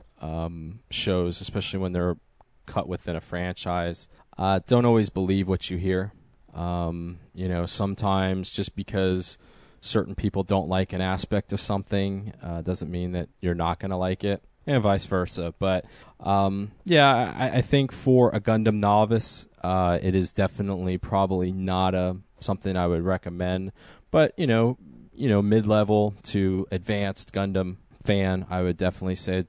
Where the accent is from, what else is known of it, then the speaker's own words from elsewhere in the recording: United States; as the American with the Canadian heritage